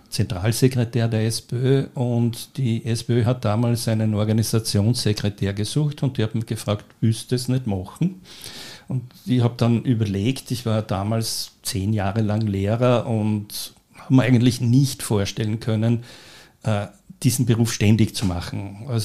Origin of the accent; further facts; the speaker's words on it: Göstling an der Ybbs, Lower Austria, Austria; Äh, ich bin als kleines Kind am Land aufgewachsen, in Göstling an der Ips, bin also ein Dorfkind.